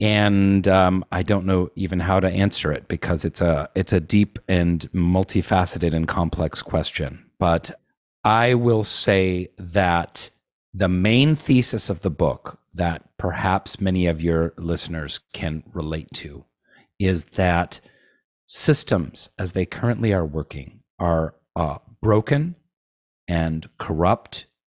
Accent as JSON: {"language": "English", "town": "Seattle", "region": "Washington", "country": "United States", "tie": "born or raised there", "also_born_or_lived": "Nicaragua", "said": "I was born and raised in Seattle for the most part. We spent three years in, uh, Nicaragua"}